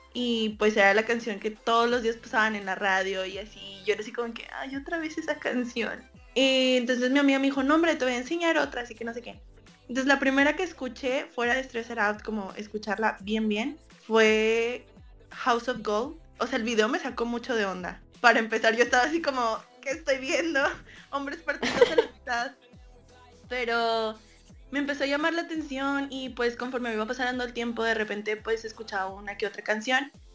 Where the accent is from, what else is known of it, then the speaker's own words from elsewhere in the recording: Monterrey, Nuevo León, Mexico; soy de Monterrey, Nuevo León, de México